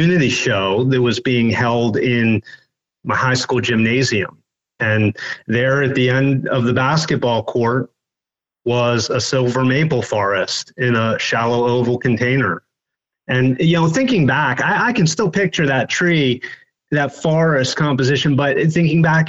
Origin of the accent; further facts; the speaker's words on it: Western Maryland, United States; I grew up in Western Maryland